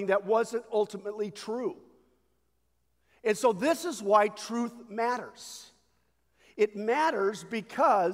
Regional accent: United States; we as American Christians

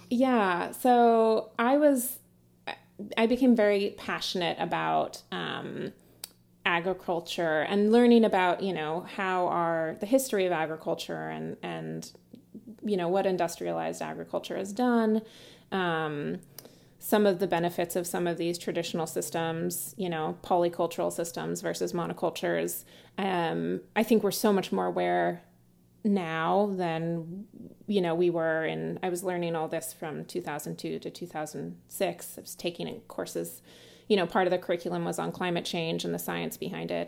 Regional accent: Sebastopol, California, United States; I grew up in, uh, Sebastopol in Sonoma County

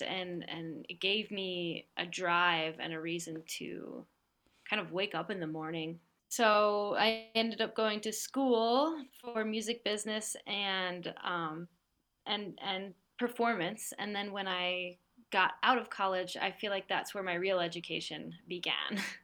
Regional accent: New Jersey, United States; I grew up in New Jersey, um, on the east coast of the U.S.

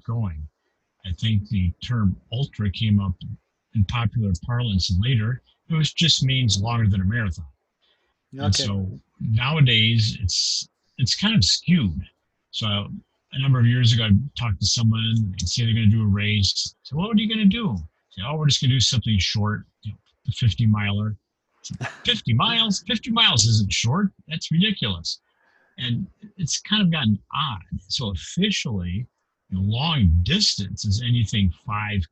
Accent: Kalamazoo, Michigan, United States; I grew up in a town called Kalamazoo, Michigan, in the Midwest of the United States

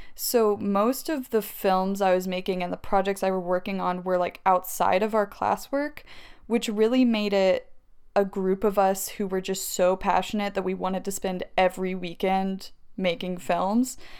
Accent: Maryville, Tennessee, United States; moved away as an adult; also born or lived in Alabama / Los Angeles; I'm from Maryville, Tennessee, which is where I met you.

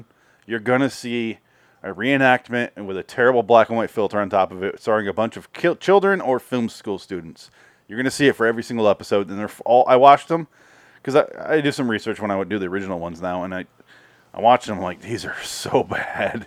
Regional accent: Midwest, United States; we're from the Midwest, Adam and I.

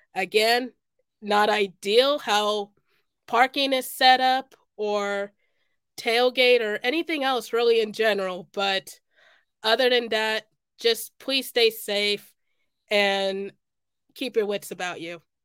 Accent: Kansas City, United States; I'm from Kansas City

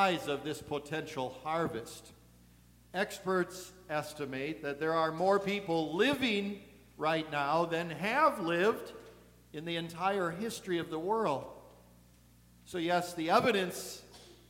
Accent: Eagle River, Wisconsin, United States; I'm from Eagle River

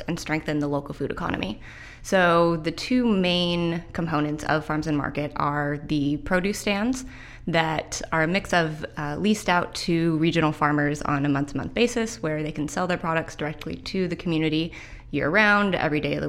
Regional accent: Redmond, Washington, United States; also born or lived in Edmonds; now in Everett, United States; I'm from the Northwest. I grew up in Redmond, and I live in South Everett now

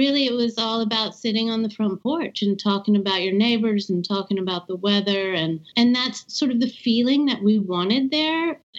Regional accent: Gulf Coast, Southeast Texas, United States; also born or lived in Austin, Texas; I grew up on my family's ranch in Southeast Texas on the Gulf Coast. Went to school in Austin, which is certainly the bastion of progressive thought in the state of Texas. So that's where I am. Proper Texans, I'm seventh generation.

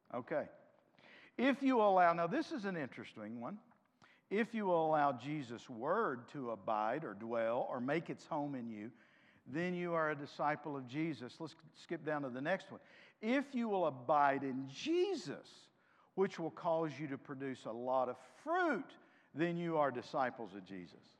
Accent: United States; I'm as American as any of you.

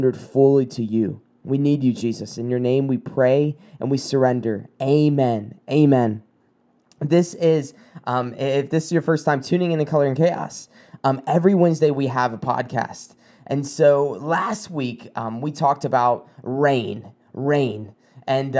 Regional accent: South Carolina, United States; moved away; I'm from South Carolina. We don't really get snow

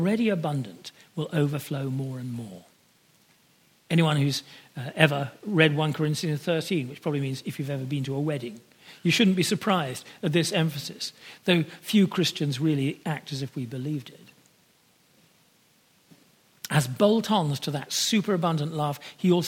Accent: United Kingdom; like myself, of being born British

